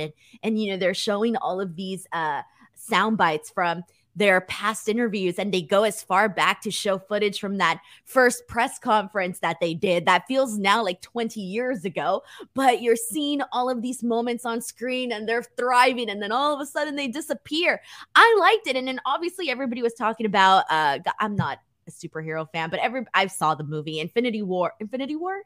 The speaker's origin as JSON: {"language": "English", "country": "United States", "said": "I'm an American, hating me because I'm Mexican"}